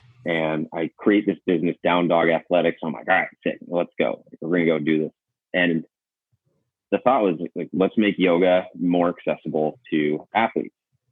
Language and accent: English; Seattle, Washington, United States; moved away as an adult; I'm back home with my family. I grew up in Seattle.